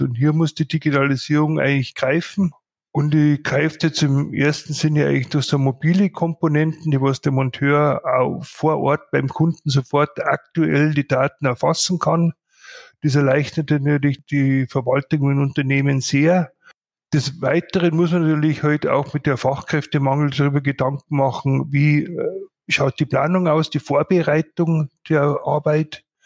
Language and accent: German; Bad Reichenhall, Bavaria, Germany; ich doch gebürtiger Bad Reichenhaller bin